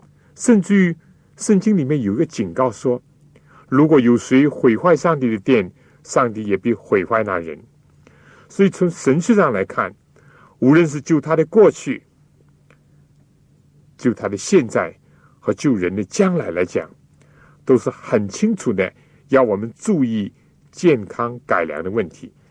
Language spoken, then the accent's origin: Chinese; China; 所以，我们中国人呢，就喜欢中庸，就所谓不左不右，或者说呢，不偏不倚